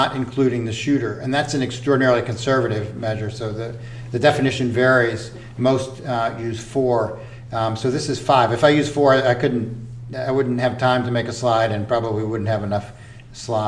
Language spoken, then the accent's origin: English; Louisiana, United States; moved away; I grew up in Louisiana